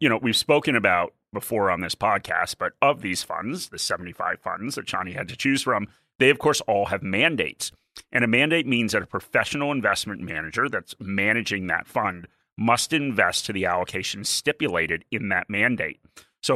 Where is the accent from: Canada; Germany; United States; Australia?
Australia; As an Australian, and I'll have to get this visa.